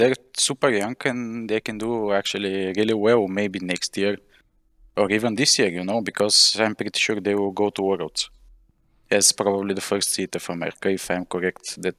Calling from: Bulgaria; Bulgaria, Europe.

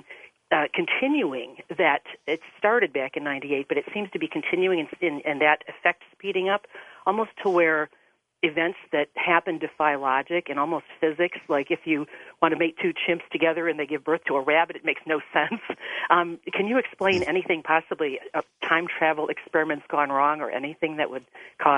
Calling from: Ohio, United States

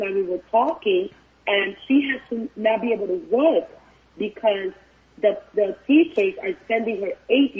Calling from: North Miami Beach, Florida, United States; I am actually calling from North Miami Beach.

